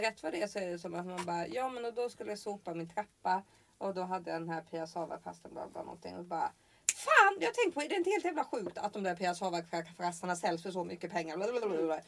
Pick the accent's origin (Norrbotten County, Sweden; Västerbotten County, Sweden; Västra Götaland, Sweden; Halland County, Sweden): Halland County, Sweden; Från, där jag kommer från, Halland.